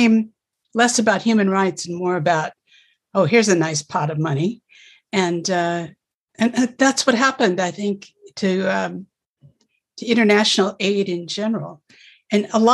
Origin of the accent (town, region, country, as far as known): United States; also born or lived in Russia